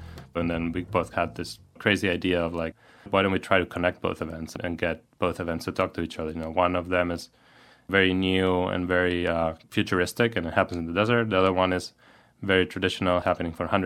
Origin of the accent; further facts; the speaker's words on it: Valencia, Valencian Community, Spain; moved away as an adult; now in San Francisco, United States; my hometown in Spain, Valencia